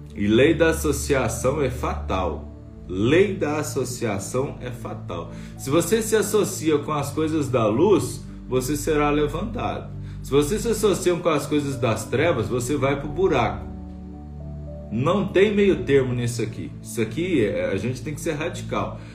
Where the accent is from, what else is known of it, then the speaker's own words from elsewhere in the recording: Bom Sucesso, Minas Gerais, Brazil; now in Brasília, Brazil; eu sou de bom sucesso, eu sou do interior de Minas, né, da cidadezinha 180 assim quilômetros de BH